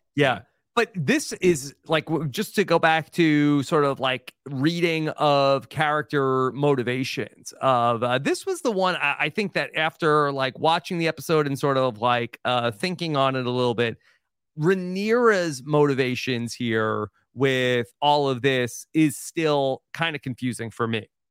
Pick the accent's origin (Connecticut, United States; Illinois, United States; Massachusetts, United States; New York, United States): New York, United States; moved away; I'm a New Yorker, like, at heart